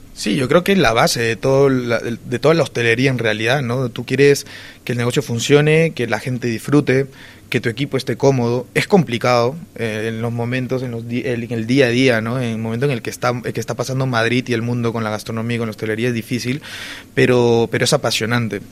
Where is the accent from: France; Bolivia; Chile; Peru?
Peru; now in Spain; yo soy peruano